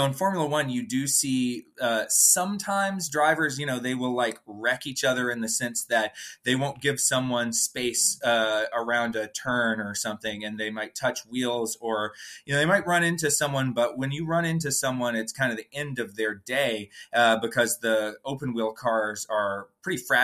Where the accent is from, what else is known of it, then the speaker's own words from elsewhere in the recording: Atlanta, Georgia, United States; I'm from Atlanta and grew up watching the races and following the sport as a child